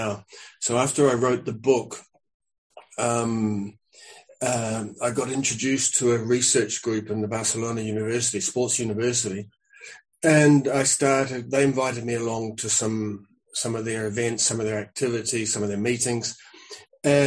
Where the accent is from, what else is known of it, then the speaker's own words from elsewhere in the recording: New Zealand; moved away; also born or lived in Spain; I'm a New Zealander. I came to Europe to wander around with a squash racket